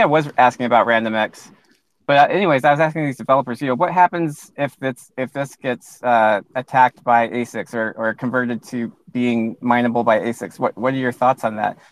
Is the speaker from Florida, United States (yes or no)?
no; Alaska, United States; also born or lived in Hilo, Hawaii / Louisiana; moved to Alaska, and that's where I grew up since uh, since I was about six years old